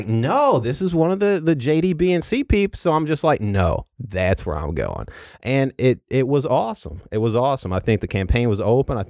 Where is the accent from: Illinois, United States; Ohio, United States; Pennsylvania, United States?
Illinois, United States; also born or lived in Western Kentucky / Southeast Missouri; So I grew up in Southern Illinois. I spent a lot of time there. Have a lot of family there.